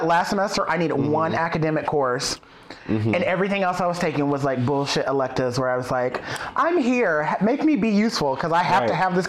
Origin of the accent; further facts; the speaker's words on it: Boston, Massachusetts, United States; So, growing up in Boston, of course, there's Broadway, there's regional theater, there's community theater